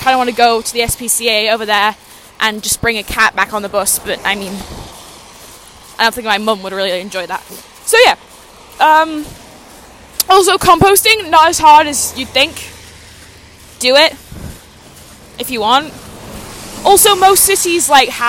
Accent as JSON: {"language": "English", "country": "Canada", "said": "as a Canadian, which I am, where I live currently"}